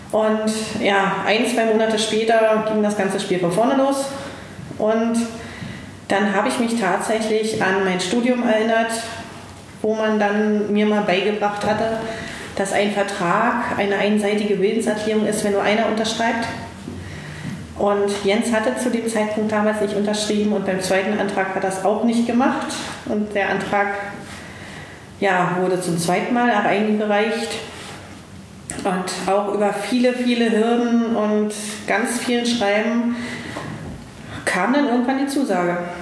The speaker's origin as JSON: {"language": "German", "region": "East Germany", "country": "Germany", "tie": "born or raised there", "said": "ich als gebürtiger Ossi, damals ja noch, ähm, bin in den Westen gegangen"}